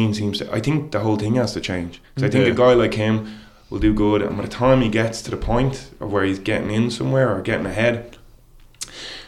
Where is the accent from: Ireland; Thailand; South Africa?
Ireland; growing up in Ballyrack.